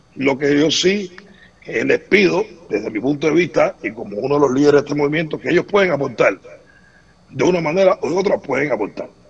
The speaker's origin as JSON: {"language": "Spanish", "country": "Cuba", "moved": "yes", "said": "como cualquier cubano"}